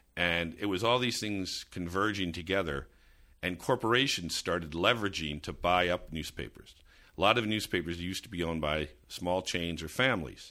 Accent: suburban New Jersey, United States; growing up in suburban New Jersey

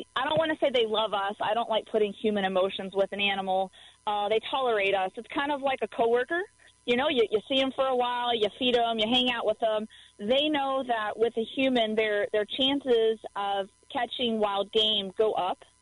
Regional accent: Dallas, Texas, United States; now in Missouri, United States; I grew up in Dallas, Texas

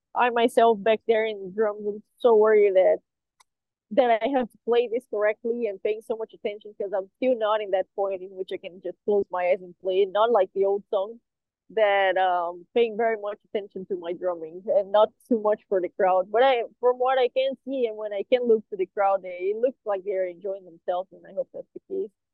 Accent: Brazil; We all live very far from each other, even though we are all from Brazil.

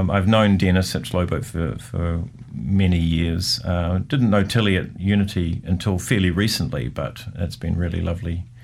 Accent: Lower Hutt, Wellington, New Zealand; In fact, I, I think growing up in the Hutt somewhat inspired me that I saw Wellington as something that was a little more kind of um, happening.

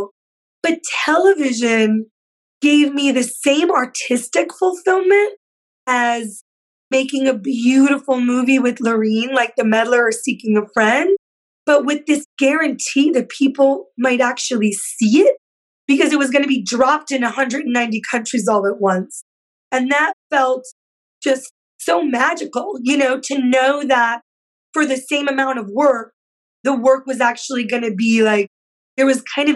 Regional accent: Yonkers, New York, United States; when I was growing up in Yonkers

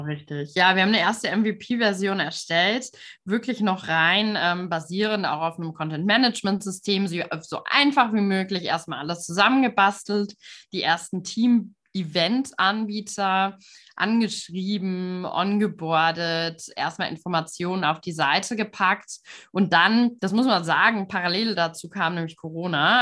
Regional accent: Frankfurt, Hesse, Germany; moved away as an adult; also born or lived in Münsterland; ich bin auch aufgewachsen hier in der Frankfurter Region

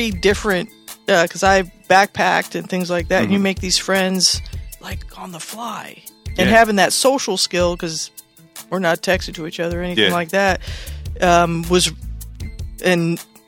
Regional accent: Seattle, Washington, United States; moved away; I grew up in Seattle.

